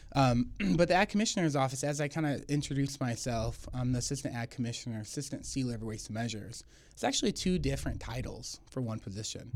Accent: Tulare, California, United States; Born and raised in Tulare.

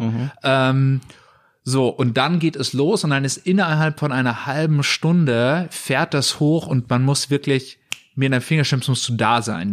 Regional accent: Munich, Bavaria, Germany; moved away as an adult; also born or lived in Aachen; Ich bin aus München, mhm. ähm, war lange Zeit woanders, aber wie viele Münchner zieht es uns wieder zurück

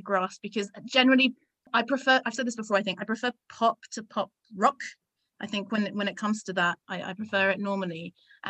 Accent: Luxembourg; I grew up in Luxembourg

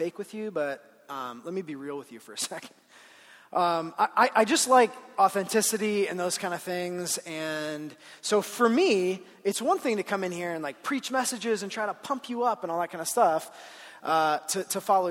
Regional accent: Ohio, United States; moved away as an adult; now in Colorado, United States; I grew up in Ohio

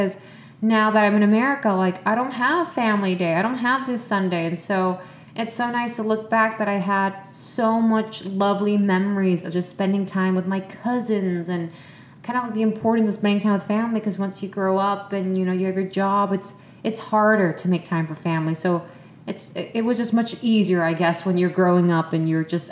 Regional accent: Vietnam; moved away; my childhood years in Vietnam, since, you know, that was a place where I was born and raised

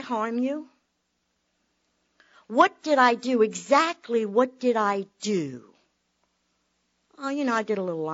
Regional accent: Tampa, Florida, United States; I was born in Tampa, raised in Tampa

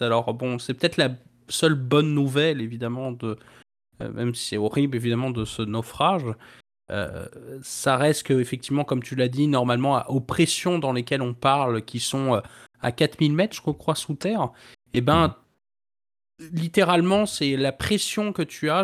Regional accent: Brittany, France; ma région natale, donc la Bretagne

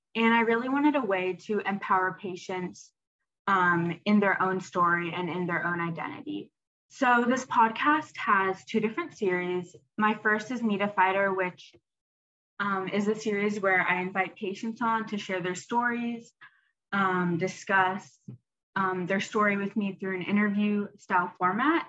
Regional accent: Atlanta, Georgia, United States; I'm a freshman at Duke and I'm from Atlanta, Georgia

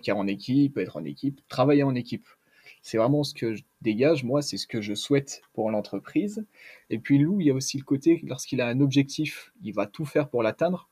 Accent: Grenoble, Auvergne-Rhône-Alpes, France; je suis de Grenoble, j'ai la chance d'avoir les montagnes autour de moi

